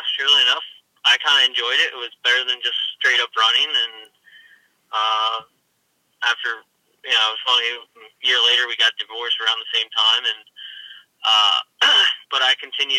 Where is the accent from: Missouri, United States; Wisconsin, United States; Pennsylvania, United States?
Pennsylvania, United States; Hershey; I'm from Hershey, Pennsylvania